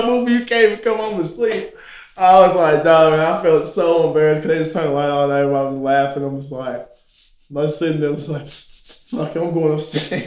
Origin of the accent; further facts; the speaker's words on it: United States; I'm from America